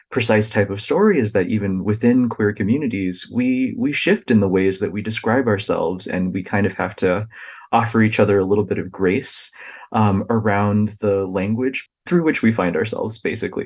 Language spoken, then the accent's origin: English; United States; the experiences of my own family that I observed kind of growing up in the United States